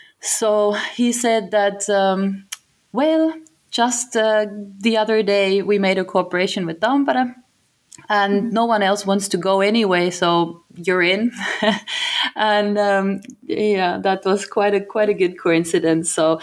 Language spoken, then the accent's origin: English; Germany; first language German; English is a second language; moved away as an adult; now in Finland; So yeah, it's been almost 10 years now in August. And I'm originally from Germany